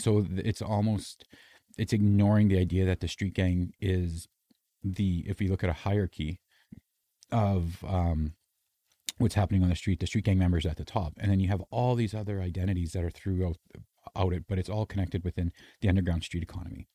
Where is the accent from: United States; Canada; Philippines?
Canada; I'm Canadian